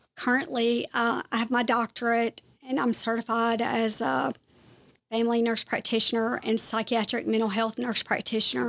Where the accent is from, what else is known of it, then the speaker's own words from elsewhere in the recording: Kosciusko, Mississippi, United States; moved away as an adult; also born or lived in South Carolina; now in Clemson, United States; I am from Kosciuszko